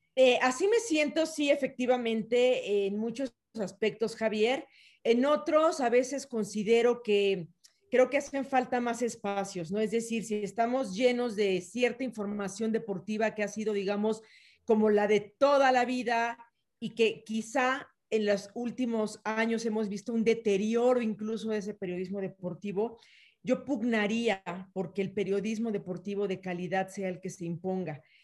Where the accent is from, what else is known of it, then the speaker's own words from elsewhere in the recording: Mexico City, Mexico; also born or lived in Yucatán; yo nací en la Ciudad de México, pero estoy muy permeada por la parte yucateca